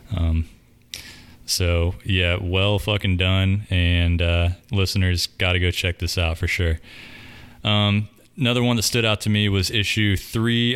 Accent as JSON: {"language": "English", "town": "Davidson", "region": "North Carolina", "country": "United States", "tie": "born or raised there", "said": "I grew up in Davidson, which is like 20 minutes up the road from here"}